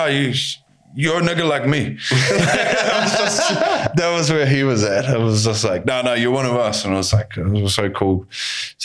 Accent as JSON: {"language": "English", "country": "New Zealand", "said": "From New Zealand."}